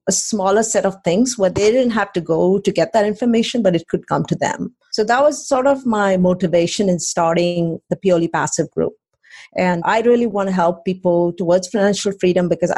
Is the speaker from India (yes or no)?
yes; India; moved away as an adult; also born or lived in College Station, Texas; now in Austin, United States; I came from India 23 years ago now